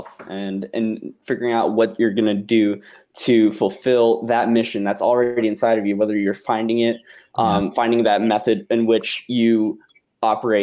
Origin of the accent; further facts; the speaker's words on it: Guam; moved away; I'm from Guam.